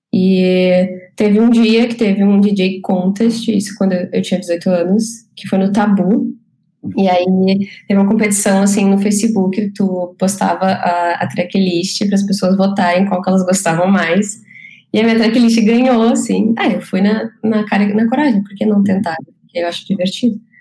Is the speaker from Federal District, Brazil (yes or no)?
no; Canela, Rio Grande do Sul, Brazil; now in Porto Alegre, Brazil; eu cresci em Canela, me mudei com sete anos para Canela